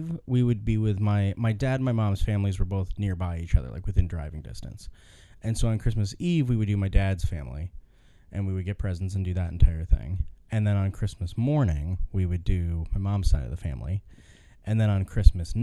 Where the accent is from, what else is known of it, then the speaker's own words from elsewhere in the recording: Ohio, United States; I grew up in Ohio and all of my family was in Michigan, in Lansing, or surrounding areas